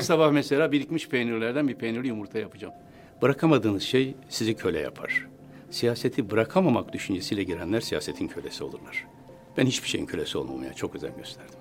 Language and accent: Turkish; Istanbul, Turkey; also born or lived in Taşkent, Konya; bin yıl hiç bozulmadan sürdüğü bir ortamda doğdum. Dört yaşına kadar orada kaldım